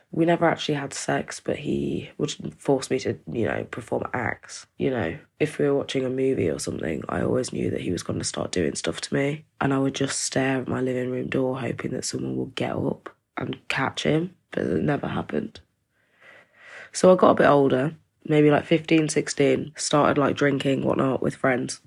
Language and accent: English; East Midlands, United Kingdom; I'm from the East Midlands in England